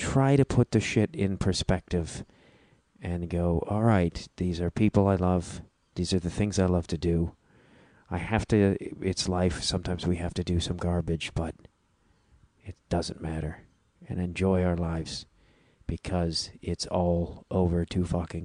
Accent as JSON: {"language": "English", "town": "Chicago", "region": "Illinois", "country": "United States", "accent": "Chicago accent, Midwestern flat A", "said": "There's my Chicago accent slipped out there a little bit. My Midwestern flat"}